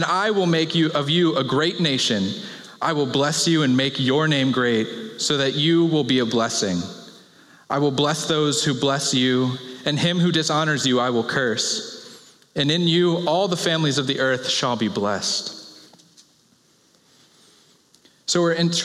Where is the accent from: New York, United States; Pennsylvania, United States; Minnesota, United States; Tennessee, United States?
Pennsylvania, United States; now in Chicago, United States; I'm from Pennsylvania